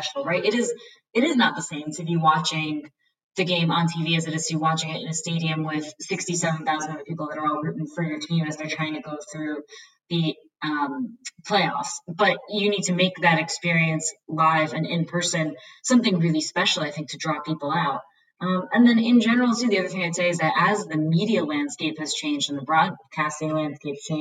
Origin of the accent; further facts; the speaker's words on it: Northeast, United States; moved away as an adult; now in Jacksonville, United States; growing up in the Northeast